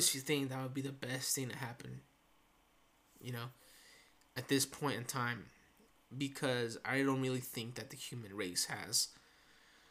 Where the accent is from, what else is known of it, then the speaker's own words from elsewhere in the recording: Santa Ana, California, United States; also born or lived in Orange, California; for those that do live here in Santa Ana, which is where I was born